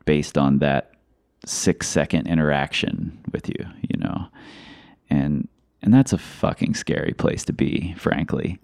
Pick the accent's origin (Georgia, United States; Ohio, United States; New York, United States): Ohio, United States; Cincinnati; I'm from Cincinnati